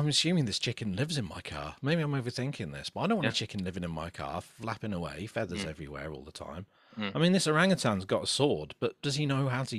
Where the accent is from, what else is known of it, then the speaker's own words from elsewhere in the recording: Rugby, West Midlands, United Kingdom; And I'm from Rugby in the Midlands.